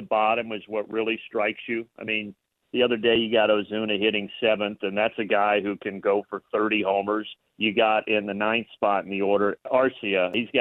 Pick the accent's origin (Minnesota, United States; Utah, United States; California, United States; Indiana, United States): Indiana, United States; I grew up in Indiana